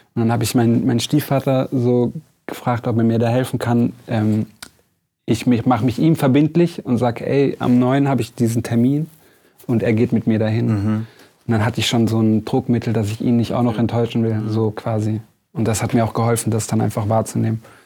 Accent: Lörrach, Baden-Württemberg, Germany; bei uns in Lörrach

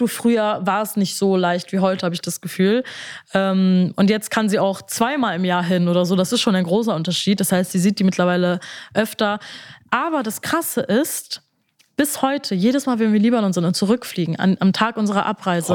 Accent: Bremen, Germany

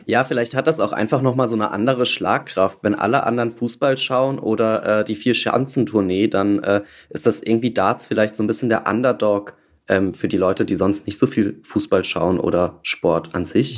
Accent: Saarland, Germany; Ich bin auch im Saarland geboren tatsächlich

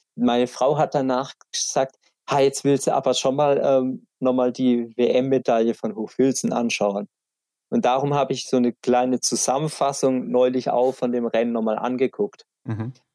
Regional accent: Black Forest, Baden-Württemberg, Germany; bei uns im Schwarzwald ist jeder in, in irgendeinem Skiclub

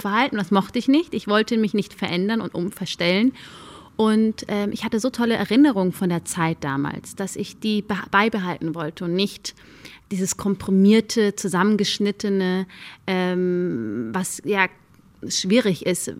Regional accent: Germany; Ich sehe mich zu 100 als Deutsche. Nur weil ich nur dunkle Haut habe, macht mich das aber nicht zu weniger Deutsch. Ich bin hier aufgewachsen, ich bin hier zur Schule gegangen

